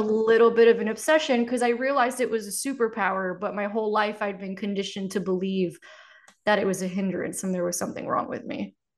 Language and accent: English; Miami, Florida, United States; I grew up in Miami where everybody's got a story like that.